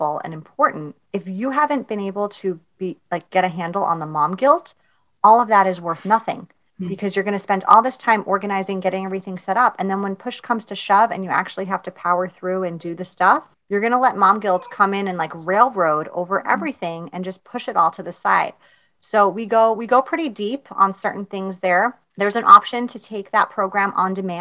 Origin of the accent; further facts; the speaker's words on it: New York, United States; I'm from New York.